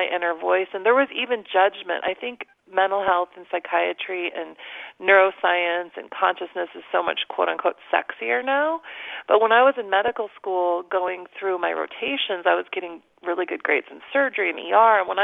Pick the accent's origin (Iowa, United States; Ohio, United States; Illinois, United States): Illinois, United States; Chicago; moved away as an adult; also born or lived in Omaha, Nebraska / Atlanta, Georgia / Los Angeles, California; I grew up in the Chicago area